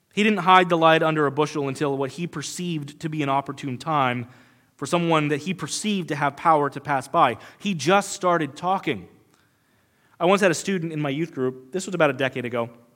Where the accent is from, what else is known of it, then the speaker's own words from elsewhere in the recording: United States; we as modern American Christians